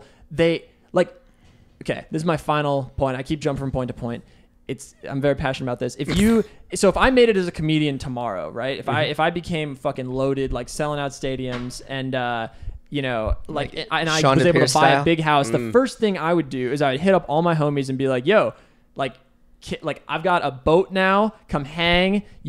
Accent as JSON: {"language": "English", "town": "Bellevue", "region": "Washington", "country": "United States", "tie": "born or raised there", "said": "Bellevue, Washington. My mom's a doctor and my dad is an accountant."}